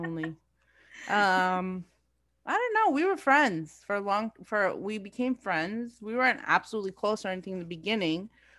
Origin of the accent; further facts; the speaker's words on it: India; now in New Hyde Park, United States; I came from India. I came to Brooklyn, lived in the Bronx, went to New Hyde Park, then went to Belrose, then went to Syosset, and then came back to New Hyde Park.